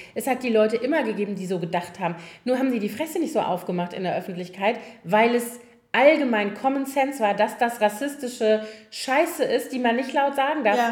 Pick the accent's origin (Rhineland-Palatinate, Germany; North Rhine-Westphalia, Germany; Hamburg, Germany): Rhineland-Palatinate, Germany; Koblenz; born or raised there; now in Berlin, Germany